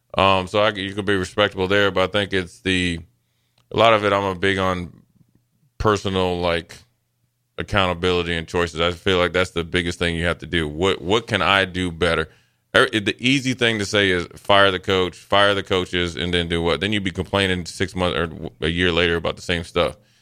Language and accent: English; Maryland, United States; I'm from Maryland